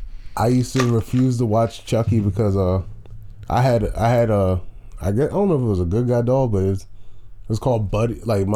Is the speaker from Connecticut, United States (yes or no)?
no; Richmond, Virginia, United States; born or raised there